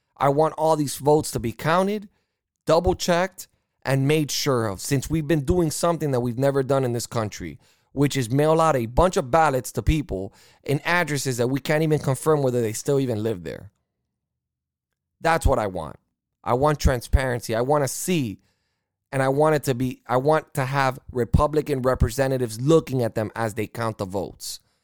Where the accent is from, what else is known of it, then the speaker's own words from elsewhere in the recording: United States; as an American